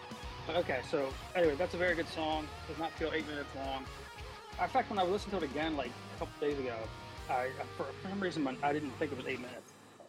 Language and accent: English; South Australia, Australia; We're doing South Australia. I'm from Southern Australia.